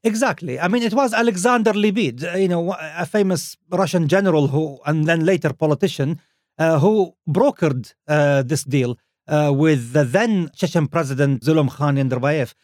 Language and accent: English; Khobar, Eastern Province, Saudi Arabia; my hometown. Khobar in Saudi Arabia.